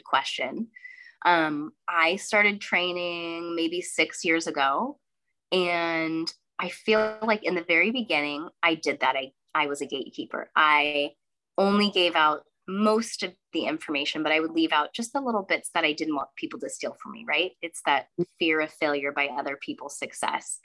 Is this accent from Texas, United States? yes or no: no; Sonoma County, California, United States; moved away as an adult; now in Northern California, United States; I grew up in Sonoma County. I just relocated up to Northern California